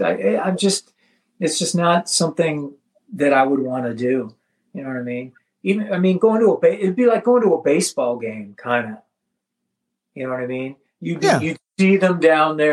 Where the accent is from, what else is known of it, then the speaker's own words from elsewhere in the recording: the Valley, California, United States; when I was a kid growing up in the Valley